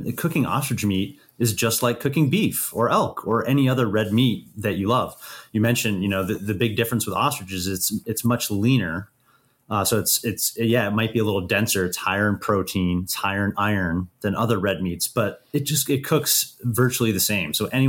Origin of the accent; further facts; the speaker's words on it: Idaho, United States; when I came home from South Africa to visit my family in Idaho